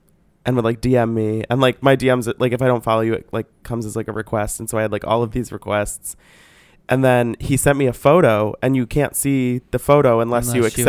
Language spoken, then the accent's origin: English; St. Louis, Missouri, United States; St. Louis, Missouri.